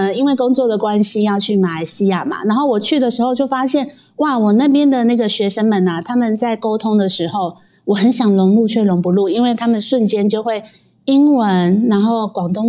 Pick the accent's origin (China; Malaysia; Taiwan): Taiwan; 我跟你讲，台湾人也不能落后，我们台湾人会几种语言呢？